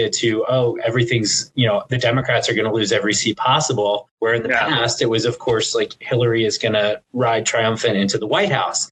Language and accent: English; Pennsylvania, United States; I'm from Pennsylvania